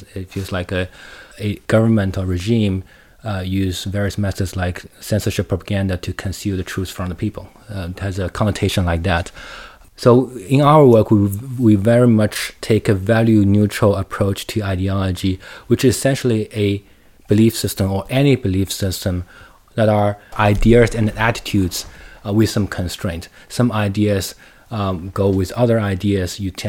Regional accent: Shanghai, China; English is a second language; Like, just speaking of me, I grew up in Shanghai. I spent most of my time in the cities, well, and in universities and schools.

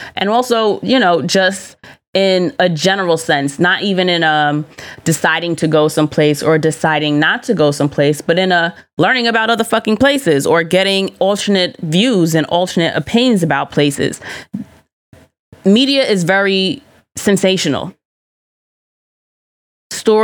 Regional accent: Colombia; thank you so much for, you know, highlighting Colombia as the country I know it to be. I love my home country.

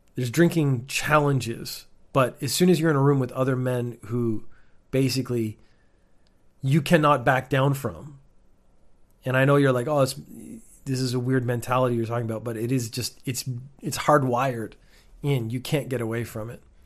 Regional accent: Canada; moved away as an adult; also born or lived in United Kingdom / Northern Ireland; now in Japan; I was born in the United Kingdom, went to Canada when I was a baby. That's why I don't sound British or Northern Irish in this case. Grew up in Canada.

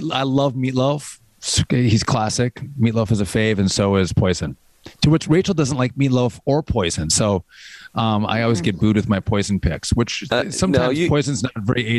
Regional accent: Wisconsin, United States; And I'm from Wisconsin, so I do my cheese

